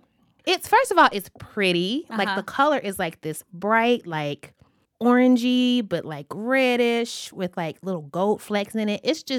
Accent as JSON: {"language": "English", "region": "Southern United States", "country": "United States", "said": "I mean, as a Southerner, my tea has to be like syrupy sweet"}